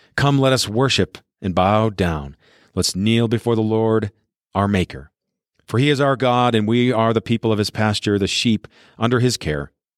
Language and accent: English; Colorado, United States; I'm in my library's recording studio in my hometown here in Colorado.